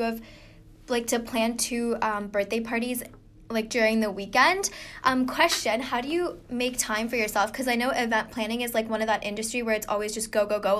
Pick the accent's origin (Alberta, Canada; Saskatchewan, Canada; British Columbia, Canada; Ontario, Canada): Ontario, Canada; Newmarket; I'm from Newmarket, so that's also very different from the city.